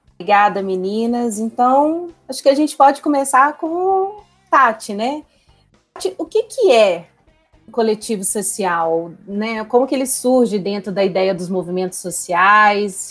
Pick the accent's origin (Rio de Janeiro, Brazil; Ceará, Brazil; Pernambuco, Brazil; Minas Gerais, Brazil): Minas Gerais, Brazil; Belo Horizonte; sou belo-horizontina